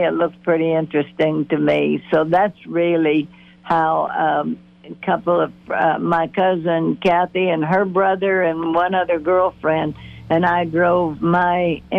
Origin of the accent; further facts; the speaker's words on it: Pennsylvania, United States; moved away as an adult; also born or lived in Los Angeles, California; now in Nashville, United States; growing up in Pennsylvania